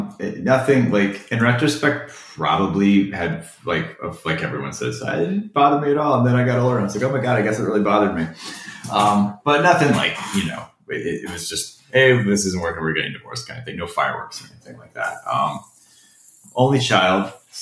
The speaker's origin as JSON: {"language": "English", "region": "Florida", "country": "United States", "tie": "born or raised there", "also_born_or_lived": "Ohio", "said": "I was born in Ohio, but I've lived here since I was six. So it's like there's a little, I'm sure there's a little bit of formative weirdo in me from Ohio, but the rest of the weirdos from Florida."}